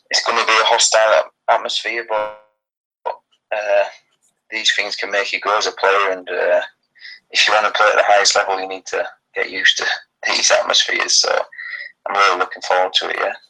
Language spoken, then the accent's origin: English; England, United Kingdom; moved away as an adult; now in Sweden; I'm from England